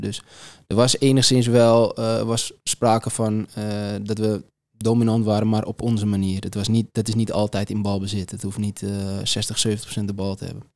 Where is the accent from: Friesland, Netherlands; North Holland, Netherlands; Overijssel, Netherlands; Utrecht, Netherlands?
North Holland, Netherlands; Amsterdam; mij als, als Amsterdammer